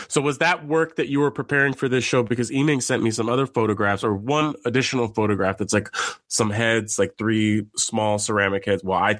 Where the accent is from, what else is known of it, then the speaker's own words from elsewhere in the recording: San Francisco, California, United States; Nikki Lau was born and raised in San Francisco, California, my hometown.